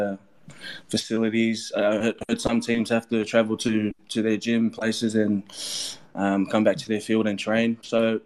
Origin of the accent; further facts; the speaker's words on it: Melbourne, Victoria, Australia; moved away as an adult; now in New Orleans, United States; Growing up in Melbourne, there was a lot of AFL, and all my cousins and friends were playing rugby league.